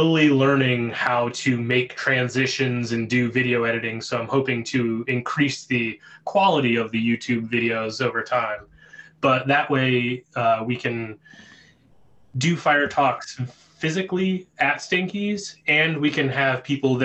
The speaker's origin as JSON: {"language": "English", "town": "Pittsburgh", "region": "Pennsylvania", "country": "United States", "tie": "born or raised there", "said": "I grew up in the South Hills of Pittsburgh"}